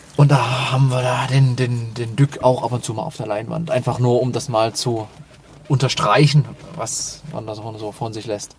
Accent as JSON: {"language": "German", "town": "Dresden", "region": "Saxony", "country": "Germany", "tie": "born or raised there", "said": "eine Fußballmannschaft äh, aus meiner Heimatstadt"}